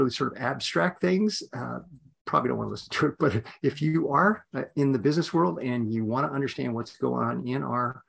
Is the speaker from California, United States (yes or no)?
no; Yakima, Washington, United States; I'm a kid from Washington State, grew up in a little city called Yakima